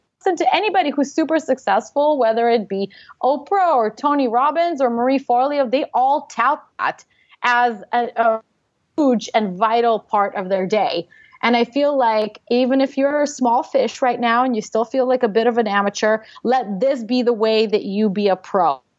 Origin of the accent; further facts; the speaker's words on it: Russia; English is a second language; moved away; I'm an immigrant. I came from Russia.